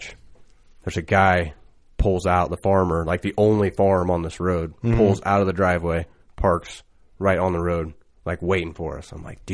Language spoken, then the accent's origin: English; Illinois, United States; I'm from Illinois